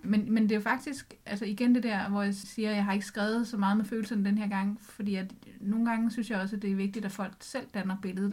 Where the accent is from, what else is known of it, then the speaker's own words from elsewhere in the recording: Sakskøbing, Zealand, Denmark; moved away; dernede, hvor jeg kommer fra